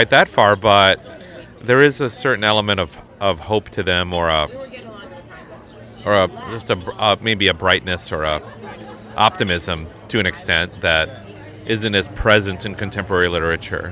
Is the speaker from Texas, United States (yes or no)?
no; Hastings, Minnesota, United States; accent: Midwest; moved away; also born or lived in Chicago; Growing up in Hastings